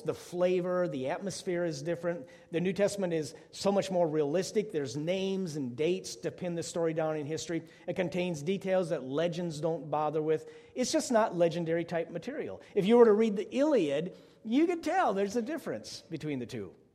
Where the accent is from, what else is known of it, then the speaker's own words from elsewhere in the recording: Wisconsin, United States; I grew up in Wisconsin, public school system there.